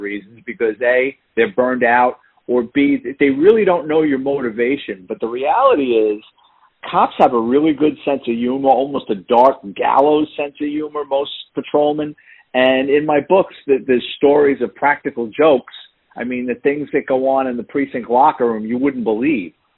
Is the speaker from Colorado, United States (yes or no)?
no; New York City, New York, United States; moved away as an adult; now in Florida, United States; I'm born and raised in the Bronx